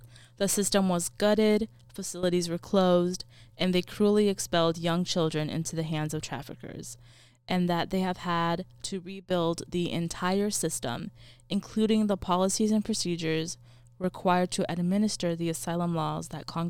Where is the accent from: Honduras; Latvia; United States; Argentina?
Honduras; Honduras being my kind of like my home country.